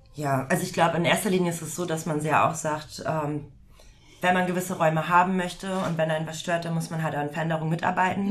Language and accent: German; Emsland, Lower Saxony, Germany; now in Hamburg, Germany; ich komme ja auch nicht gebürtig aus Hamburg, sondern aus dem Emsland